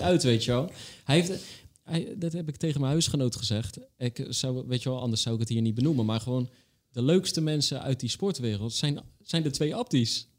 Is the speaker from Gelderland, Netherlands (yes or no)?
no; Rotterdam, South Holland, Netherlands; ik ben een Rotterdammer